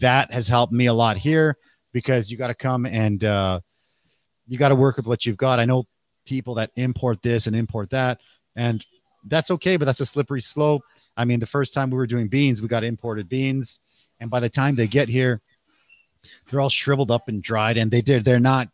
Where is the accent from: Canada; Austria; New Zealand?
Canada; also born or lived in Mexico (family); now in Taiwan; I was born in Canada, but my family is from Mexico